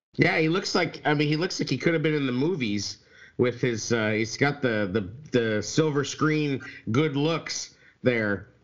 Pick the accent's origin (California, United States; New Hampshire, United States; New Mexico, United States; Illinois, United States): New Mexico, United States; I grew up in New Mexico